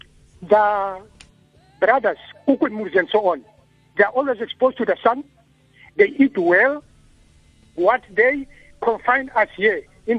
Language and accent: English; Mozambique; now in South Africa; I grew up in Mozambique. I was born here, bred here, as well as Mozambique, in the Bundus.